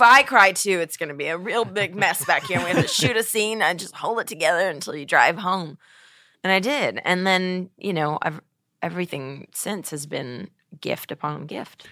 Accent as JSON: {"language": "English", "town": "Webster", "region": "Texas", "country": "United States", "tie": "born or raised there", "moved": "yes", "said": "my hometown of, you know, Webster, Texas"}